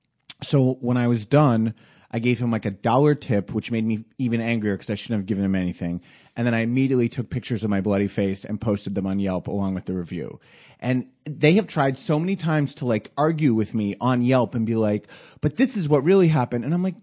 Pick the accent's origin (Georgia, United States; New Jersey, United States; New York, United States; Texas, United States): New Jersey, United States; Originally New Jersey, just over the river.